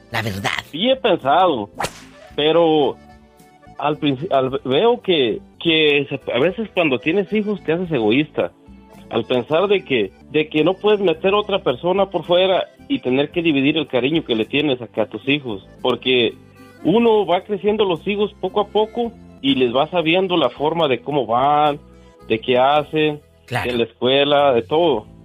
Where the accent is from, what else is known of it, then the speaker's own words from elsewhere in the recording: Cuquío, Jalisco, Mexico; Parece, parece gente de mi pueblo la que habla. Yo, yo soy de un ranchito, ya ando dice de la aldea.